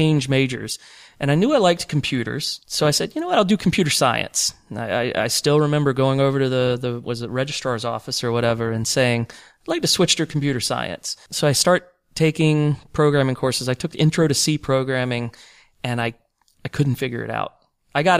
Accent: Greenville, South Carolina, United States; moved away as an adult; now in Tallahassee, United States; I'm originally from South Carolina. I grew up in Greenville, South Carolina

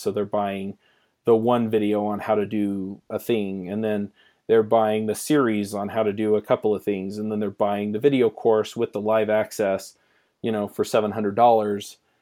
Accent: Utah, United States; we're both from Utah

